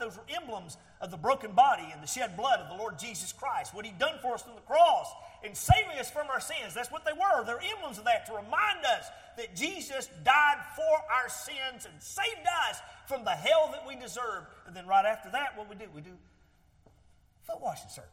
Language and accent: English; Georgia, United States; accent: real thick southern accent; I'm from Georgia, and I got this real thick southern accent